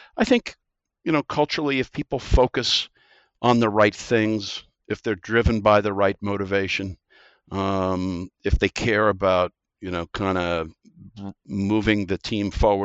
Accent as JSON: {"language": "English", "region": "Midwest", "country": "United States", "tie": "born or raised there", "also_born_or_lived": "East Coast, United States / Singapore", "moved": "as an adult", "lives_now": "Australia", "said": "Growing up in the Midwest"}